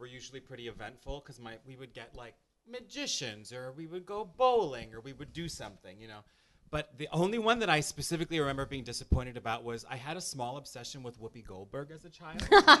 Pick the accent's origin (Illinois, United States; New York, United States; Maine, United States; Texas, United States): Illinois, United States; Chicago; even though I was from Chicago.